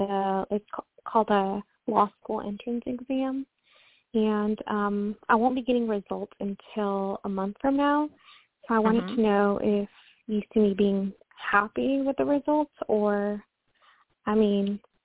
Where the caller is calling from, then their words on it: Washington, United States; I'm calling from Washington State.